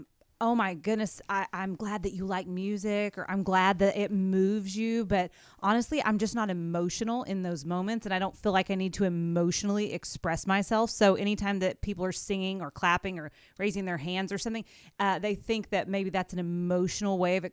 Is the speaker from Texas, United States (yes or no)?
yes; Amarillo, Texas, United States; also born or lived in Tulsa, Oklahoma; now in Owensboro, United States; I am from Amarillo, Texas, and I went to school in Tulsa.